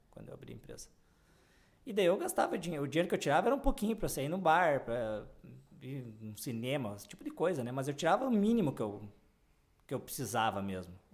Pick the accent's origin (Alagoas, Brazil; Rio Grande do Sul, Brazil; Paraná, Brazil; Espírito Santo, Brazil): Rio Grande do Sul, Brazil; Passo Fundo; sou de Passo